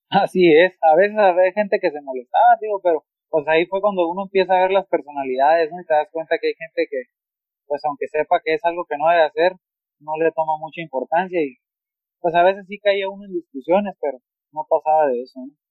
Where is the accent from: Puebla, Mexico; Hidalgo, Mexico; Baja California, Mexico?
Baja California, Mexico; Ensenada; also born or lived in Mexicali; Yo viví o crecí en Ensenada. A los cinco años migramos a Mexicali